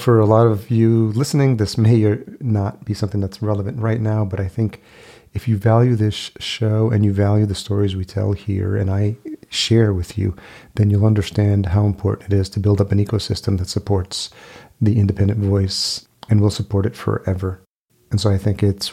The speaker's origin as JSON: {"language": "English", "region": "New York", "country": "United States", "tie": "born or raised there", "also_born_or_lived": "Los Angeles", "moved": "as an adult", "lives_now": "Minneapolis, United States", "said": "I grew up in New York, but I did spend 4 years in LA prior to moving to Minneapolis"}